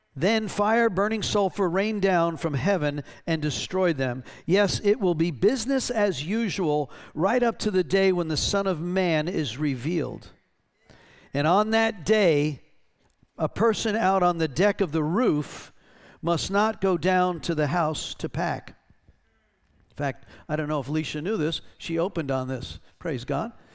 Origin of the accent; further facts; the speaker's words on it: North Carolina, United States; we're from North Carolina